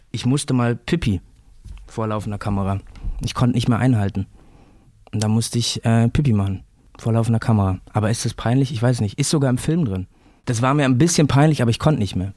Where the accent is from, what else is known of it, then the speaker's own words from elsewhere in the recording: Remscheid, North Rhine-Westphalia, Germany; moved away as an adult; now in Berlin, Germany; Ich komme ja aus Remscheid